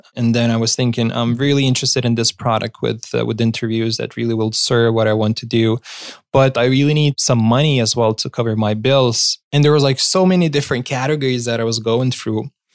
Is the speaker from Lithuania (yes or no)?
yes; Lithuania; my home country